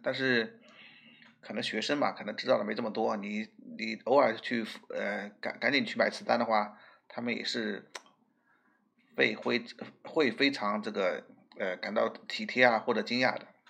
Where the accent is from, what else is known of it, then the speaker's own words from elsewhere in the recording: Shanghai, China; 我们上海人可以说是比较喜欢捣江湖的那种人